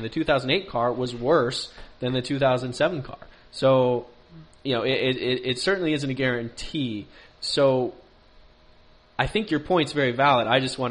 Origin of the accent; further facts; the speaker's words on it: United States; Not all Americans think that. Don't give us a bad name.